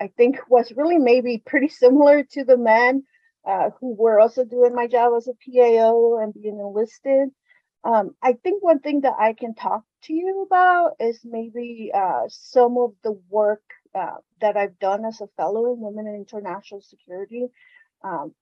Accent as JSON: {"language": "English", "region": "California", "country": "United States", "moved": "as an adult", "said": "I'm originally from California."}